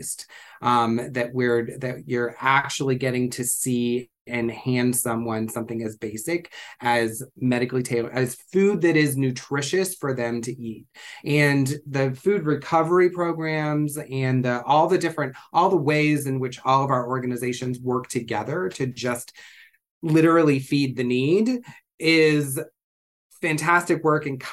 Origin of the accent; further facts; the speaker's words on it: Ohio, United States; moved away as an adult; now in San Francisco, United States; I grew up in Ohio and didn't come to California until I was, you know, in my 30s